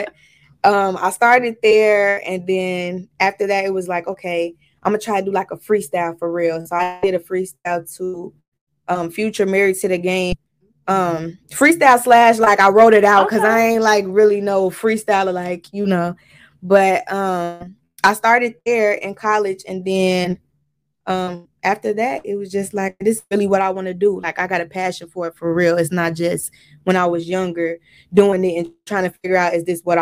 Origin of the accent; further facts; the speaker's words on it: Chicago, Illinois, United States; I'm from Chicago, South Side Chicago, South Suburbs of Chicago. Both of them